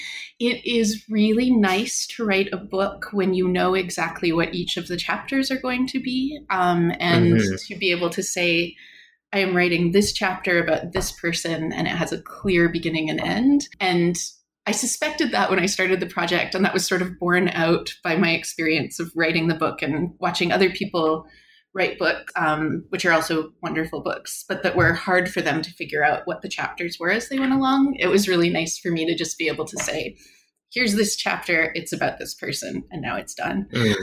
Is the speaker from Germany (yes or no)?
no; Canada